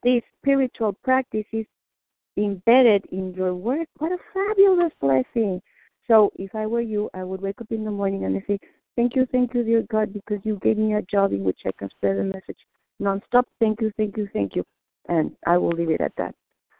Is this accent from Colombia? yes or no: no; Mexico; English is a second language; moved away; I'm Mexican. I was born in Mexico. English is not my first language